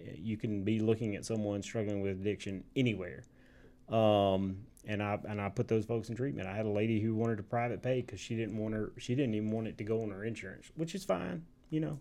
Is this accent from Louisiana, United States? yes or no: no; Tipton, Tennessee, United States; moved away as an adult; now in Memphis, United States; I love my hometown